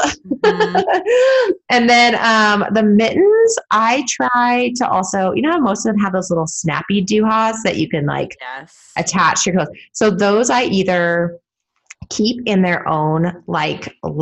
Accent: California, United States; moved away as an adult; also born or lived in Vermont; now in Portland, United States; growing up in California

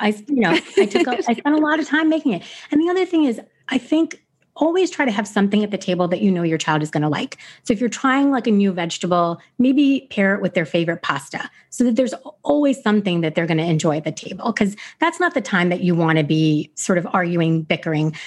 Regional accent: United States; I was a typical American kid.

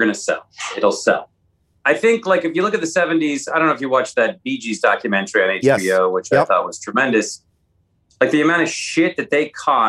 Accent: Seattle, Washington, United States; I grew up in Seattle

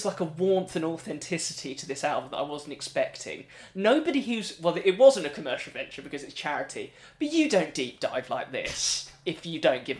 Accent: England, United Kingdom; We're English

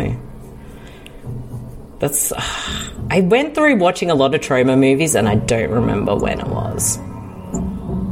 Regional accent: Australia

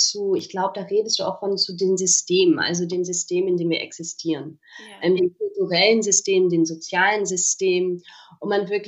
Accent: Oxford, South East England, United Kingdom; also born or lived in Berlin, Germany; Also bin ich in Oxford in England geboren. Mhm und habe dann tatsächlich da auch also mein meistes Leben verbracht. Also ich hatte das große Glück, ähm, Oxford und Berlin

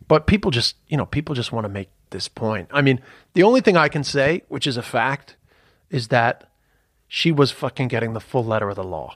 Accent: United States; moved away; also born or lived in Ireland; being a fucking yank

